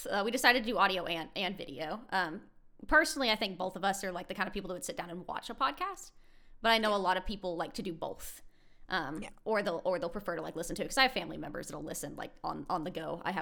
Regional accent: United States; I'm American.

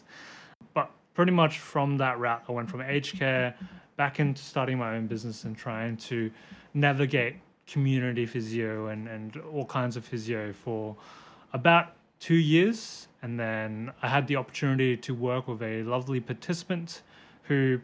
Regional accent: Brisbane, Queensland, Australia; accent: Aussie; also born or lived in Hong Kong; I was born in Hong Kong and I came to Australia when I was 3 years old and pretty much have been Brisbane born and raised since

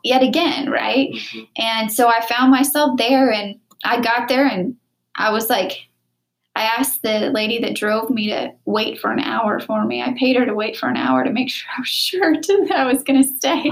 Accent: Wichita, Kansas, United States; moved away; Wichita, Kansas, my hometown

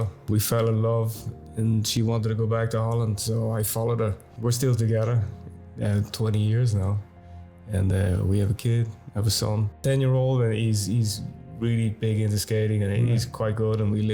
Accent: Tullamore, Leinster, Ireland; also born or lived in Dublin; I was born in Dublin, 1978, and then I grew up in Tullamore, County Offaly. It was the Midlands of Ireland

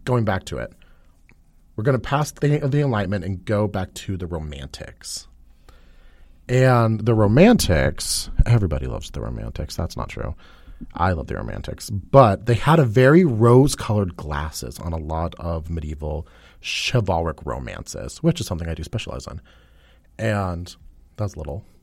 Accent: United States; I am an American

